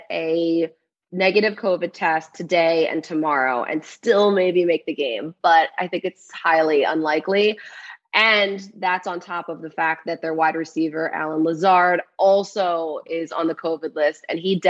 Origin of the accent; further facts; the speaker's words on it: Philadelphia, Pennsylvania, United States; I'm from Philly, so it's never going to be not a part of me